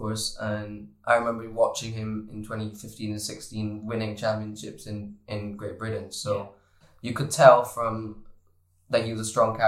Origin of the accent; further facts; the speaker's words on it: Barbados; moved away; I come from Barbados where we're all nice to each other and everyone's like a family in Barbados